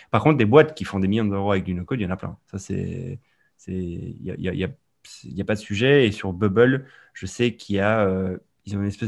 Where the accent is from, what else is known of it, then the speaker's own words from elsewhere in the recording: Sicily, Italy; moved away; moi, j'ai grandi en Sicile